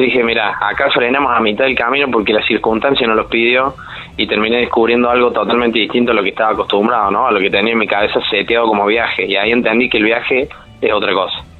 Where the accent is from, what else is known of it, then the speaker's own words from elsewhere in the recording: Córdoba, Argentina; como buen cordobés, bastante sociable he salido